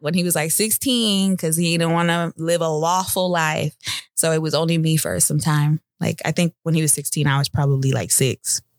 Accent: United States; born there; And he was the only one that was born in America. And then I was born in America.

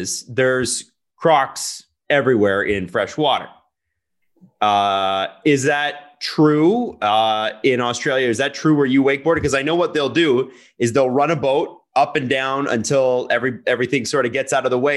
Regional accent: Canada; as a Canadian

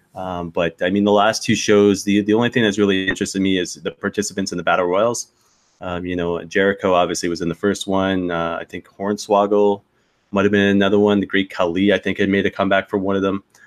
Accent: Saint John, New Brunswick, Canada; my hometown of St. John, New Brunswick

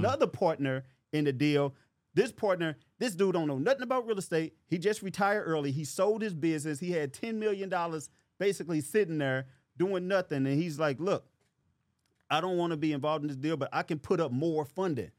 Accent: St. Louis, Missouri, United States; I'm from Saint Louis, Missouri

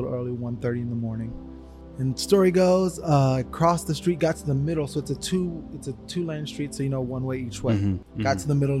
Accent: Los Angeles, California, United States; also born or lived in Atlanta; I was born and raised in Ladera Heights.

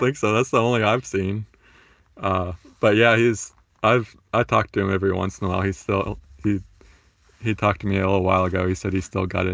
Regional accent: Florida, United States; I grew up in Florida

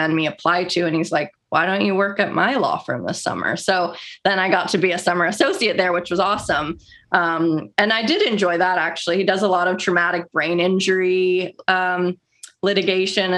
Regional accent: Dallas, Texas, United States; also born or lived in Albuquerque, New Mexico; entire family from Dallas, and went to high school there

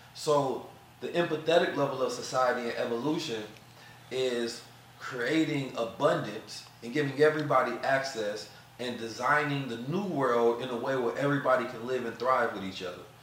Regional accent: St. Louis, Missouri, United States; also born or lived in Oakland, California; growing up in St. Louis, you know, terrible environments and situations

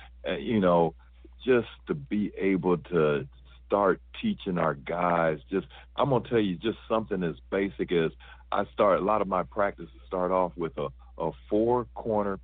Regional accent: Fort Wayne, Indiana, United States; moved away; I'm from Fort Wayne, Indiana, and obviously Indiana being the basketball country that it is, I grew up on fundamentals

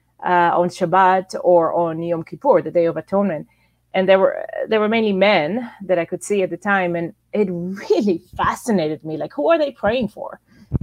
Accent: Israel; moved away as an adult; also born or lived in Toronto, Canada; I was born and raised in Israel until I was about almost 20 years old

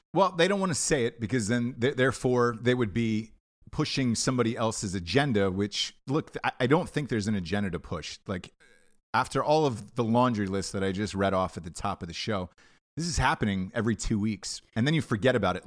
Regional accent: United States; us as Americans

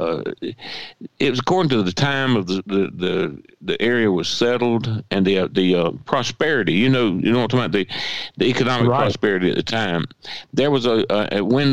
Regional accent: Emanuel County, Georgia, United States; I grew up in Emanuel County and lived here all my life.

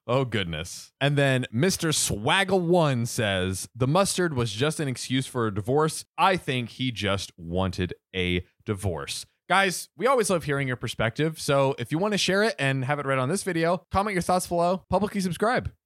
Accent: Bradenton, Florida, United States; my hometown, Bradenton, Florida

